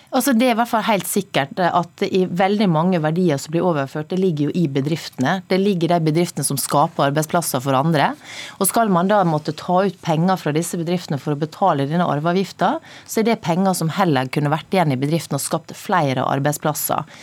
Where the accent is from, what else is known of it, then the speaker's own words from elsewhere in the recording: Sunnmøre, Møre og Romsdal, Norway; Nå kommer jeg fra Sunnmøre